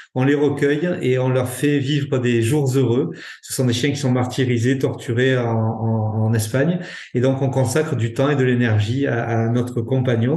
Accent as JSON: {"language": "French", "area": "Ariège", "region": "Occitania", "country": "France", "said": "chez nous en Ariège"}